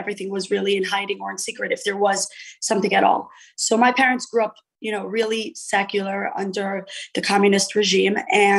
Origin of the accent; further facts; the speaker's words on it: New York City, New York, United States; I grew up in Crown Heights, Brooklyn, in the headquarters of the Chabad movement, the Chabad Circle. My parents are actually Russian. They were Russian refugees right by the fall of communist regime.